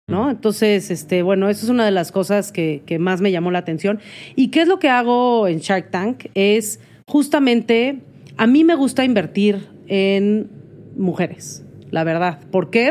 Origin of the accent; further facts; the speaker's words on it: Mexico; soy mexicana y es parte de mi cultura